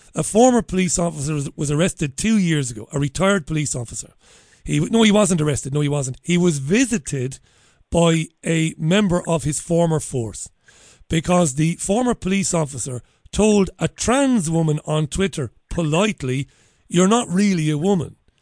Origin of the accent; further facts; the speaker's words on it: Ireland; accent: Irish; now in United Kingdom; I'm an Irishman. You can probably tell that by my outrageous accent